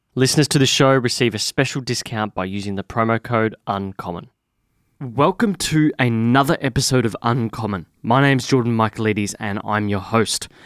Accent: Victoria, Australia; I grew up in Victoria.

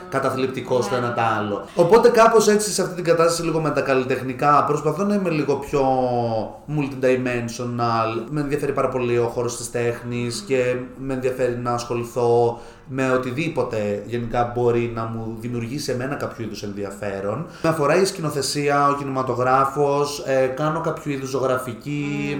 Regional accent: Alexandroupolis, Eastern Macedonia and Thrace, Greece; είμαι από Αλεξανδρούπολη και μένω στην Αλεξανδρούπολη

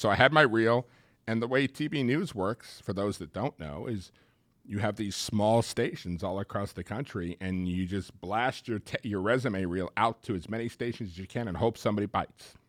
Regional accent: Long Island, New York area, United States; moved away; growing up in the New York area

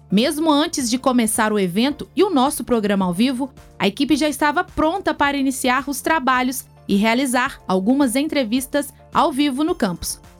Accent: Tarumirim, Minas Gerais, Brazil; eu sou de Tarumirim, da escola, escola Estadual Professora Maria Teixeira da Fonseca.

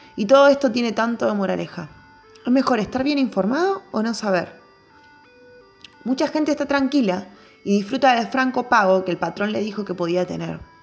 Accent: Barrio Sarmiento, Buenos Aires Province, Argentina; nací y me crié en Barrio Sarmiento y actualmente vivo en Barrio Libertador

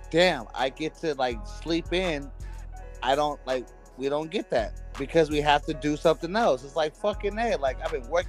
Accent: California, United States; I grew up in California

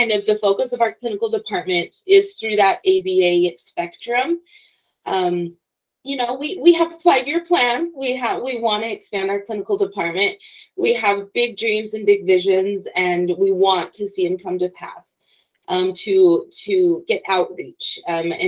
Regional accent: Logan, Utah, United States; I'm from Logan. I went to Utah State University.

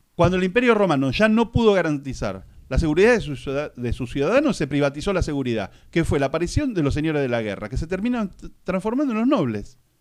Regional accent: Argentina; yo soy argentino y mi papá era argentino

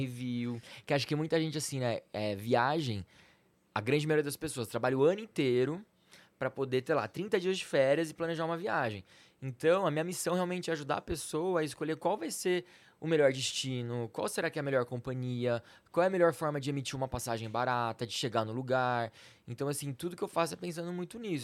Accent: Campinas, São Paulo, Brazil; also born or lived in Salvador; eu sou de Campinas

